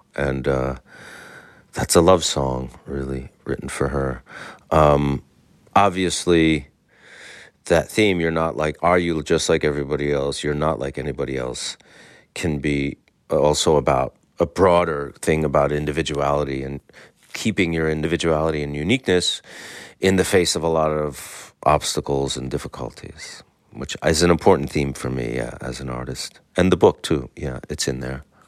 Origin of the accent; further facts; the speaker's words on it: New York, United States; As a New Yorker